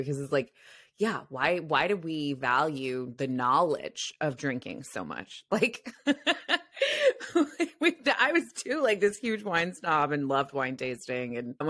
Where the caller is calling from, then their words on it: San Francisco, California, United States; I'm calling from San Francisco, which is also like a party city. You can just, we have the Peter Pan syndrome here where like people are in their 50s and they're still partying and they're, you know, they haven't settled down